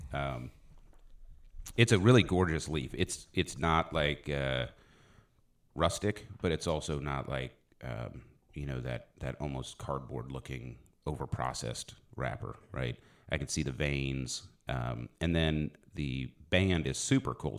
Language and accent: English; Philadelphia, Pennsylvania, United States; moved away; also born or lived in South Dallas, Texas; I was born in Philly